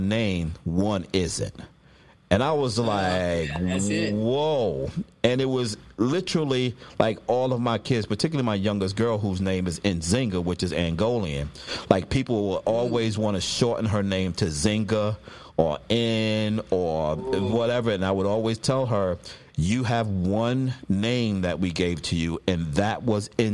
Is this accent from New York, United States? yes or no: yes; New York City, New York, United States; I come from Brooklyn, so I can do a Spanish accent.